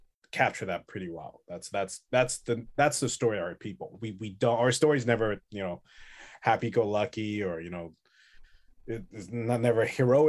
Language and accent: English; Taipei, Taiwan; also born or lived in Canada; now in Vancouver, Canada; I'm from Taiwan, and then Taipei